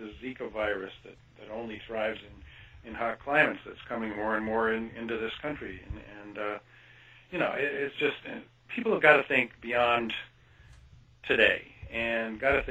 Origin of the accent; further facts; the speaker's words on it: Kansas, United States; moved away; I grew up in Kansas, actually, for part of my life, and went to the University of Kansas